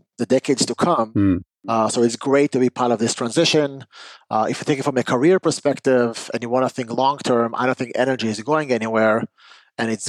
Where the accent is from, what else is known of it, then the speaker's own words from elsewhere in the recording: Israel; moved away; I'm originally from Israel when I grew up